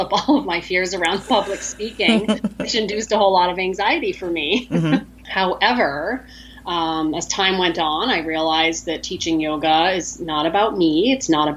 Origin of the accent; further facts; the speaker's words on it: Maine, United States; now in Valparaiso, United States; my background, I grew up in Maine, which I miss very much